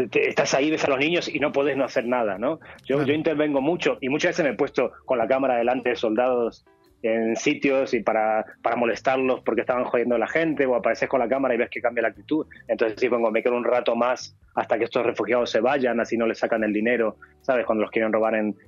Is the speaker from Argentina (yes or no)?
yes; Argentina; moved away; soy argentino